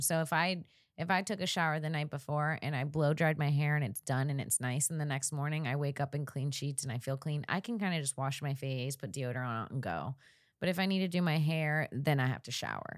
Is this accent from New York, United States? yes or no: no; Florida, United States; also born or lived in Saint Augustine; now in Los Angeles, United States; I grew up in Florida.